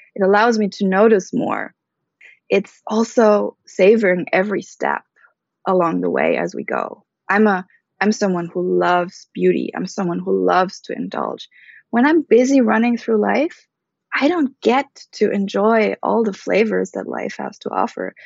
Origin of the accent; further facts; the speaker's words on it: Germany; moved away; also born or lived in Bali / Philippines / Switzerland; I was born and raised in Germany to a Filipino mother and an American father